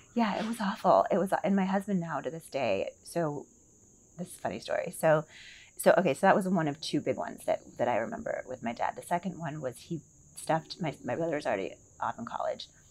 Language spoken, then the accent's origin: English; Milwaukee, Wisconsin, United States; also born or lived in Seattle / New Jersey; now in Sun City, United States; I was born in Milwaukee, Wisconsin